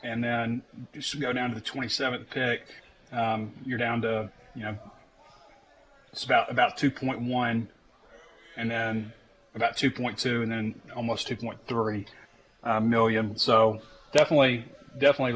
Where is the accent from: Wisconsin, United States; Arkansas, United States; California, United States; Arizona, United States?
Arkansas, United States; Sheridan; I'm from Sheridan